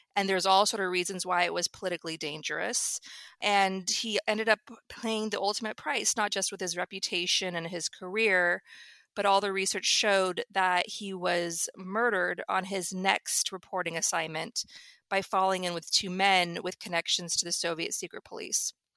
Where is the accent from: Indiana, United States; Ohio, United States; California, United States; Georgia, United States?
California, United States; Northern; growing up in Northern California